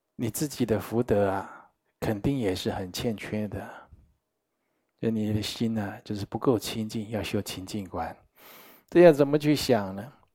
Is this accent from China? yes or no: no; Taiwan; 我们台湾人最会讲了